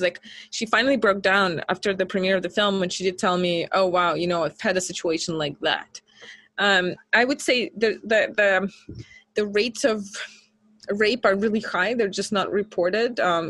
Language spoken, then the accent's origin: English; Minsk, Belarus; she grew up in Moscow, I grew up in Minsk.